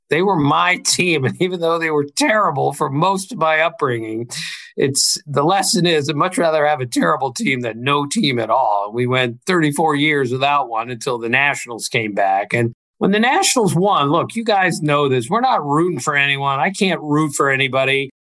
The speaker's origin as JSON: {"language": "English", "town": "Bethesda", "region": "Maryland", "country": "United States", "tie": "born or raised there", "said": "Bethesda, my hometown"}